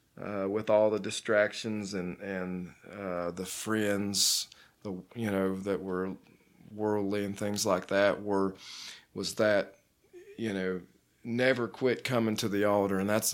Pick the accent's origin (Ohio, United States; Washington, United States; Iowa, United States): Ohio, United States; Dayton; But I grew up in Dayton, Ohio, and started going to church when I was about 8.